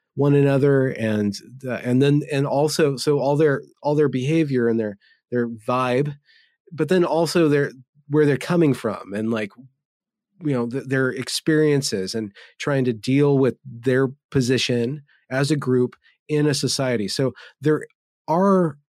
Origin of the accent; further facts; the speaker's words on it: United States; I am American